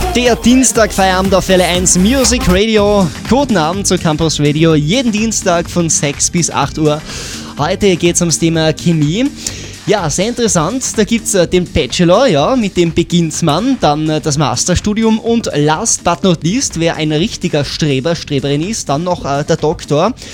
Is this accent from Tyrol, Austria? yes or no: yes; Tyrol, Austria; bei uns in Tirol